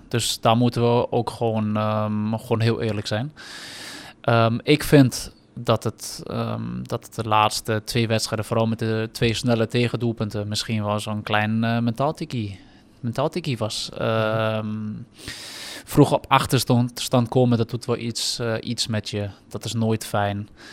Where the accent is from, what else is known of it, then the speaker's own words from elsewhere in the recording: Germany; now in Netherlands; als Duitse jongen